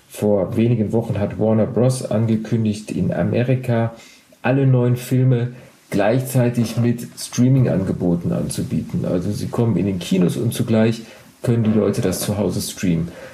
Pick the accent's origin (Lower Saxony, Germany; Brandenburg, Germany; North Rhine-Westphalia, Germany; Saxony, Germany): North Rhine-Westphalia, Germany; Duisburg; ich bin in Duisburg geboren